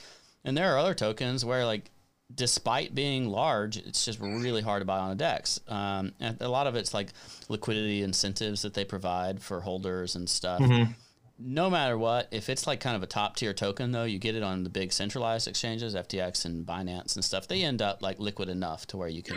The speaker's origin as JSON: {"language": "English", "country": "United States", "said": "as an American"}